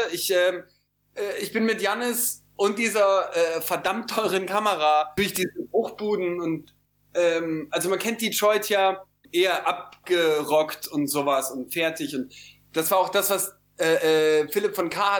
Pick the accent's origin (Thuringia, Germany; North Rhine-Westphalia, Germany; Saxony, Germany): North Rhine-Westphalia, Germany; Cologne; für mich als Kölner